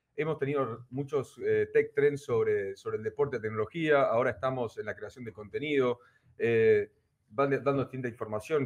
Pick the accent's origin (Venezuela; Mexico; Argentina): Argentina; nosotros somos argentinos